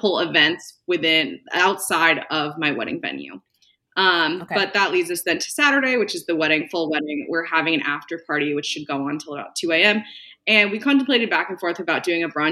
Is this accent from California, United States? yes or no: yes; California, United States; moved away as an adult; also born or lived in New York City; I originally am from California